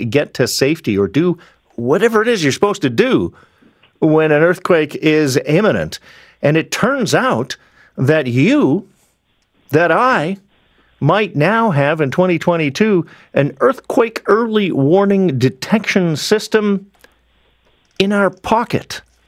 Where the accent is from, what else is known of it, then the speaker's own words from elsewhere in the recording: British Columbia, Canada; I grew up in British Columbia. The prevalent concern at the time was nuclear war, because I was of the generation born in the mid-60s